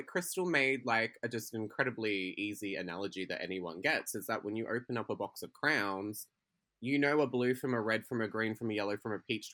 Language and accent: English; Queensland, Australia; we are from Queensland. We're Queensland girls.